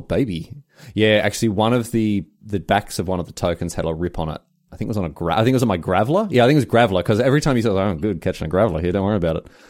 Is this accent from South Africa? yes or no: no; Victoria, Australia